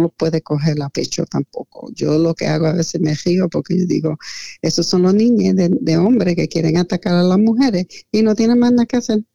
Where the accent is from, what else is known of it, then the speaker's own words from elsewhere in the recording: Lancaster, Pennsylvania, United States; also born or lived in New York / Puerto Rico; mi infancia, cuando nosotros tuvimos que salir de Nueva York por una emergencia um, de vida o muerte, nosotros llegamos a Lancaster